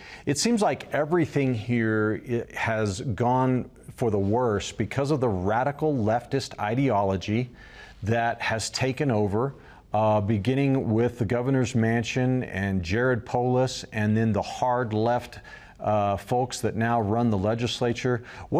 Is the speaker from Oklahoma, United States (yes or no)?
yes; Oklahoma, United States; now in Colorado, United States; Before that, I came from Oklahoma.